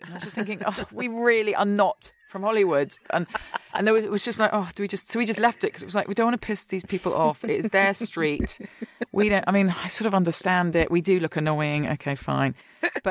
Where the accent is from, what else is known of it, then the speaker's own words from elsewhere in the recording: London, United Kingdom; now in Brooklyn, United States; I'm from London, all my family, my friends